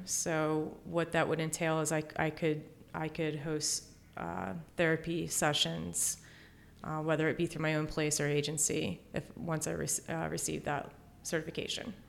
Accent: Exton, Pennsylvania, United States; I'm from the Exton area

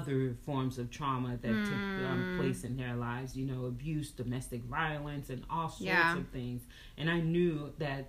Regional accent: Haiti; moved away; also born or lived in Dallas; I'm coming from Haiti in a small little village.

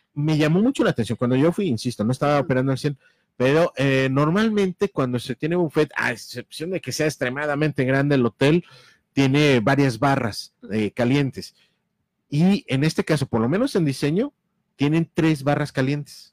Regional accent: Mexico; como mexicanos

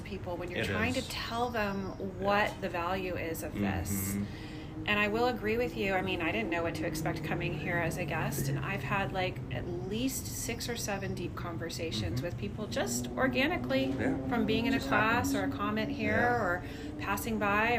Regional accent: Northern California, United States; I'm from Northern California. I grew up in the Redwoods.

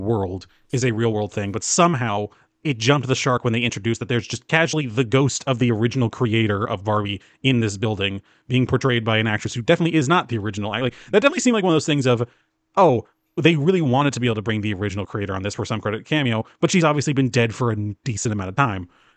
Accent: the South, United States; moved away; I'm from the South, and I recently moved back to the South

